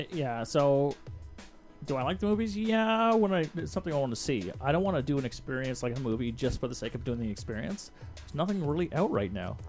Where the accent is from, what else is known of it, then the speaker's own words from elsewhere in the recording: Canada; as a Canadian